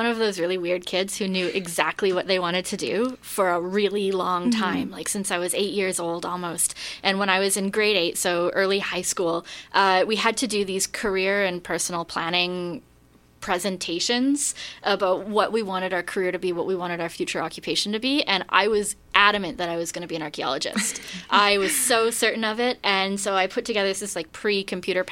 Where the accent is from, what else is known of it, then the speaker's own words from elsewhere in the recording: British Columbia, Canada; also born or lived in Vienna; I'm from British Columbia originally